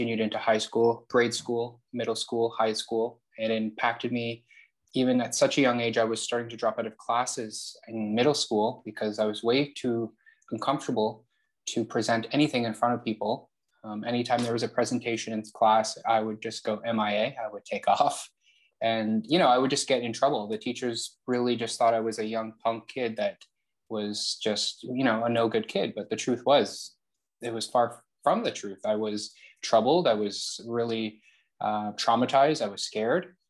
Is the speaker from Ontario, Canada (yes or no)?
yes; Toronto, Ontario, Canada; I'm born and raised in Toronto